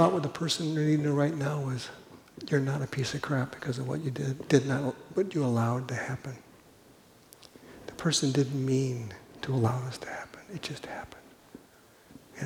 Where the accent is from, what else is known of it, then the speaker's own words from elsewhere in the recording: Los Angeles, California, United States; moved away as an adult; also born or lived in Pella, Iowa; I'm from Los Angeles